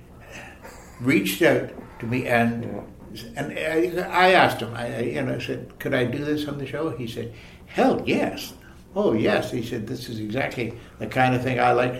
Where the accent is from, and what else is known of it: Toronto, Ontario, Canada; born or raised there